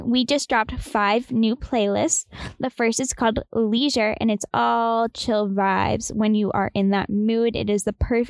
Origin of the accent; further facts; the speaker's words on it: Boston, Massachusetts, United States; And we're from Boston, so we're used to traffic